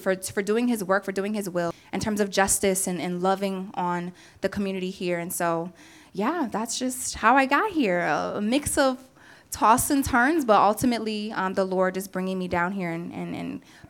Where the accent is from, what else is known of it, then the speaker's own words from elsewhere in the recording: Washington, District of Columbia, United States; also born or lived in Atlanta, Georgia; now in South Florida, United States; I came to South Florida about almost 3 years ago by way of Atlanta, Georgia. I'm originally from Washington, D.C., as Pastor Matt just said.